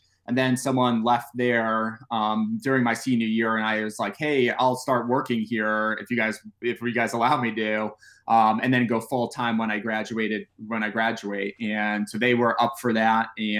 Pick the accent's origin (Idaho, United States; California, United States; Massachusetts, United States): Massachusetts, United States; Springfield; Springfield, Mass.